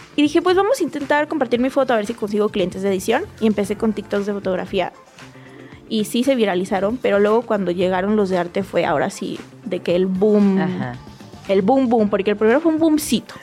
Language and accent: Spanish; Ciudad Victoria, Tamaulipas, Mexico; also born or lived in Monterrey; now in Mexico City, Mexico; yo soy de provincia, de Victoria